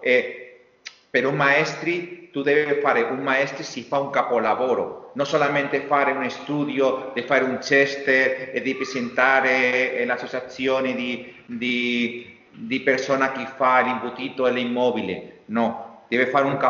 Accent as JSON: {"language": "Italian", "town": "Meliana", "region": "Valencian Community", "country": "Spain", "tie": "born or raised there", "second_language": "Italian", "said": "io sono cresciuto a Meliana, qui, a un chilometro del mare Mediterraneo"}